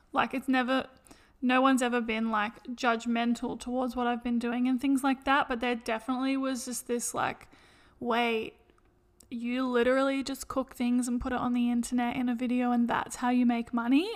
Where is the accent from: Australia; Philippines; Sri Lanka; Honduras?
Australia; we're from Australia